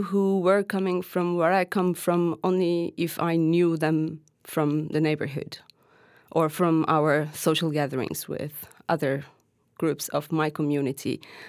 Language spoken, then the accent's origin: English; Hatay, Turkey; I'm from Hatay, which used to be called, in Arabic, used to be called Livaskenderun. And that is where my family is from, like my bigger family as well.